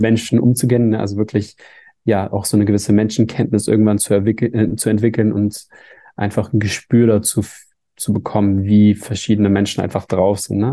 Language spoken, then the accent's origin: German; Hamburg, Germany; in Hamburg, der Stadt, wo ich herkomme